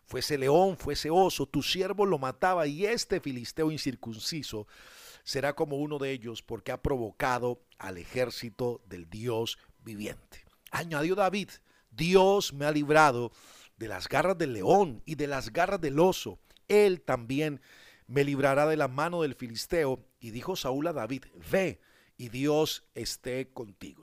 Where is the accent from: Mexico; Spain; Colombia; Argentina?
Colombia; somos colombianos